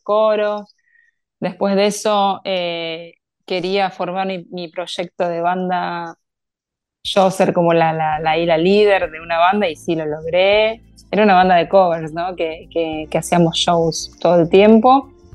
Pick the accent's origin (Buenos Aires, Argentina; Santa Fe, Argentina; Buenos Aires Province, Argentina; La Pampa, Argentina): Santa Fe, Argentina; Casilda; soy oriunda de Casilda, soy santafesina y de acá voy para todos lados.